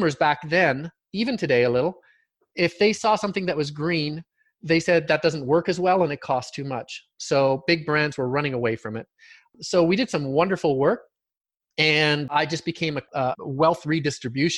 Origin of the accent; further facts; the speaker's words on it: Calgary, Alberta, Canada; moved away as an adult; also born or lived in Germany; I'm from Calgary originally, which is an oil town.